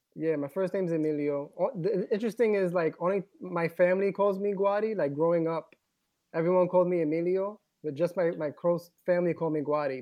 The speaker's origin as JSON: {"language": "English", "town": "New York City", "region": "New York", "country": "United States", "tie": "born or raised there", "said": "I grew up in the Bronx, New York"}